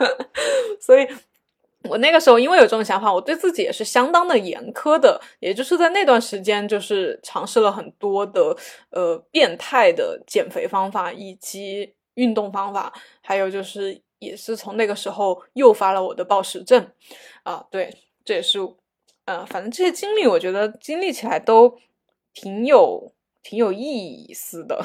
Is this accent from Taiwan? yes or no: no; China; 作为一个，嗯，嗯，中国，就是这种亚洲小孩儿吧